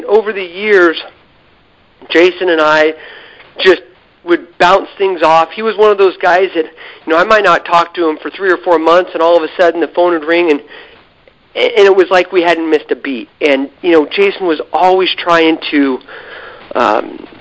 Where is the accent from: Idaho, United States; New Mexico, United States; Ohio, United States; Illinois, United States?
Idaho, United States; I was from Idaho